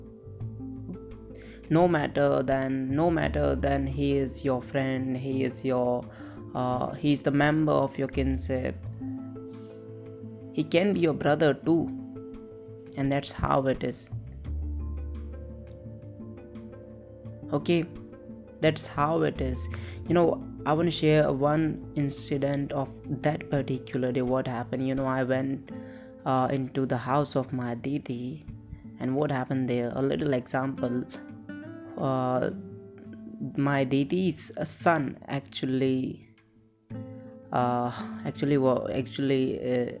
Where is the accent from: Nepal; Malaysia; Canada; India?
India; English is a second language; I'm from India